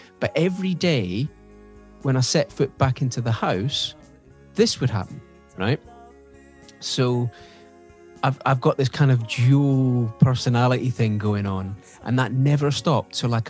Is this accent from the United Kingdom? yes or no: yes; Scotland, United Kingdom; Yeah, pretty much.